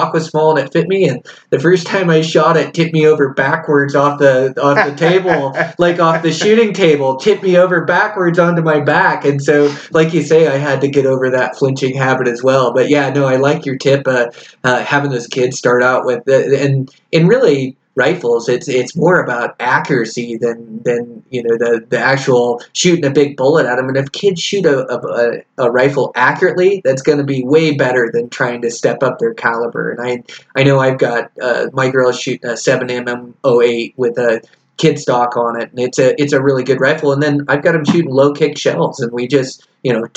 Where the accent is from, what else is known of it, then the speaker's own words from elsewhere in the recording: Washington, United States; growing up in Washington